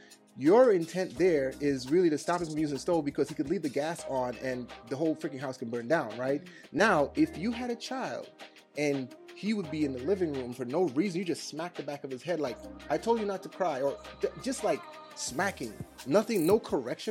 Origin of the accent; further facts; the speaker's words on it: Trinidad & Tobago; I'm Trinidadian